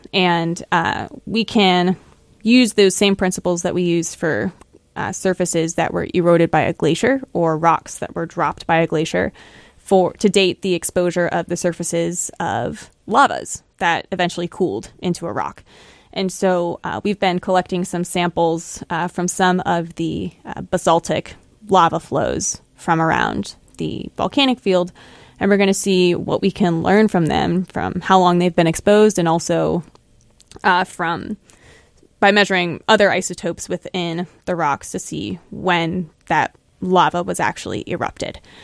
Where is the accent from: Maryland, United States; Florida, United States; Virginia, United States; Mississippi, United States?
Florida, United States; born or raised there; moved away as an adult; also born or lived in Buffalo, New York; now in New Hampshire, United States